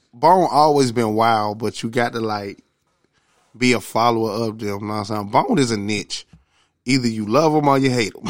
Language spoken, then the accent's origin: English; the South, United States; I'm from the South